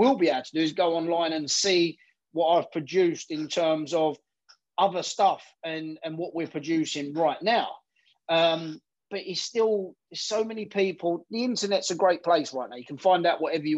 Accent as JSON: {"language": "English", "country": "United Kingdom", "said": "We're British."}